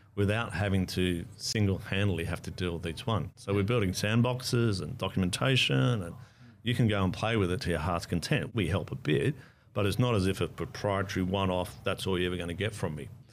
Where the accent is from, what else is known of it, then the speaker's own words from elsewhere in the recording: Australia; moved away as an adult; now in New Zealand; I am Australian by national, and I've lived between Australia and New Zealand for about the last ten-odd years, thirteen-odd years